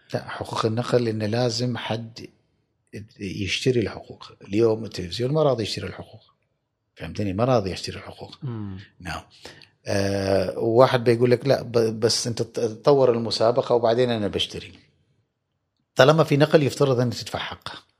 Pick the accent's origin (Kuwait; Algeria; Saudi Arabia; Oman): Oman; عندنا في عمان